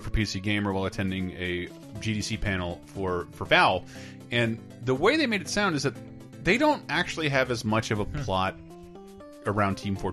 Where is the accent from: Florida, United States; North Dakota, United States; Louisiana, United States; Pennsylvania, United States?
Florida, United States; moved away; Growing up in Florida